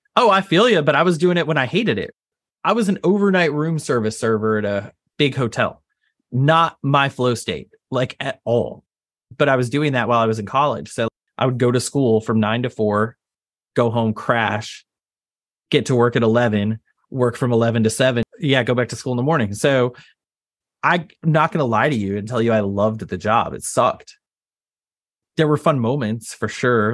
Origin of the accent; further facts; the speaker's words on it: Texas, United States; I grew up in Texas